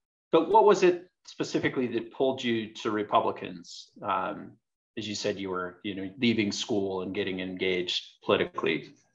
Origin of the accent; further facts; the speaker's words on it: Utah, United States; I grew up here in Utah and grew up in an area that was politically conservative for the most part, conservative neighborhood.